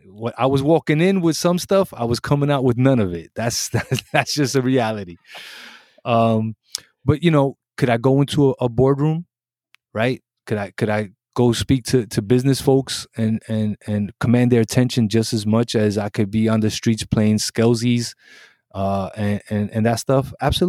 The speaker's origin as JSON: {"language": "English", "town": "Brooklyn", "region": "New York", "country": "United States", "tie": "born or raised there", "said": "So in Puerto Rico, I'm American, right? In America, I'm Puerto Rican. And both places got a problem with me."}